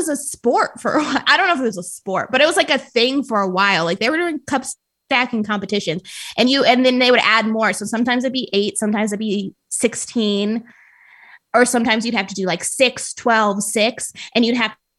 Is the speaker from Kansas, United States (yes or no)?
no; Colorado Springs, Colorado, United States; So I liked growing up in Colorado Springs, but there wasn't a ton of diversity and you were just kind of bored.